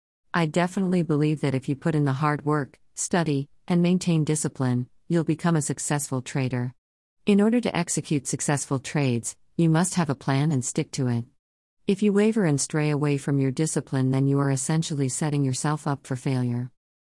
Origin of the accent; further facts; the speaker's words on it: North Carolina, United States; I was born in North Carolina and I've been here ever since. In the future, I plan to move out of North Carolina and travel